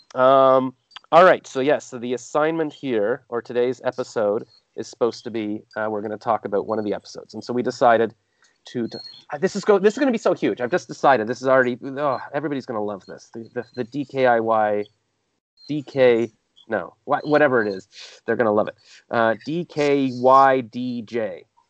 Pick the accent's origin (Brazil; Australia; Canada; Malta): Canada; accent: Canadian; also born or lived in Toronto; I'm Canadian